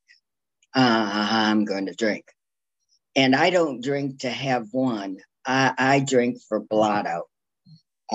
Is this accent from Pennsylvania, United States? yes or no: no; Toledo, Ohio, United States; now in Jacksonville Beach, United States; I grew up north in Ohio, far north in Ohio